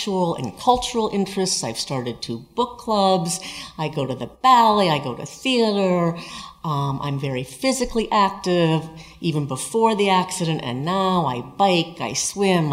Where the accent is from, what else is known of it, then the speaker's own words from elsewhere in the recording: Sonoma, California, United States; I'm from Sonoma